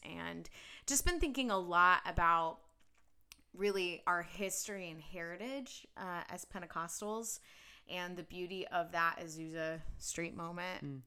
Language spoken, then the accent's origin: English; Cincinnati, Ohio, United States; now in Kansas City, United States; I grew up in Cincinnati, Ohio